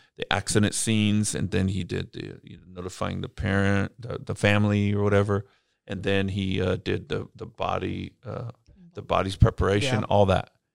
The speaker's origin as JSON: {"language": "English", "town": "Bakersfield", "region": "California", "country": "United States", "tie": "born or raised there", "said": "I grew up in Bakersfield, California, home of … and Hee Haw country music."}